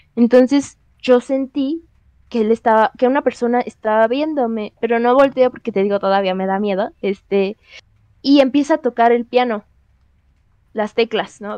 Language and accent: Spanish; Xochimilco, Mexico City, Mexico; somos de Xochimilco